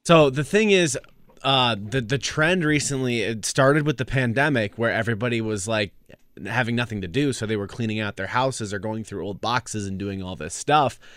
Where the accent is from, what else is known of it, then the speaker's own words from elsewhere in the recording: California, United States; now in Wisconsin, United States; I grew up in California